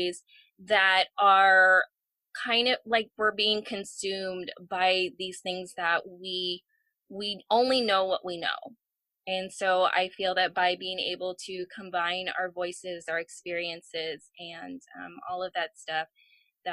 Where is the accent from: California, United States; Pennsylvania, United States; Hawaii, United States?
California, United States; San Francisco; being born and raised in the San Francisco Bay Area, you know, that is a culture in itself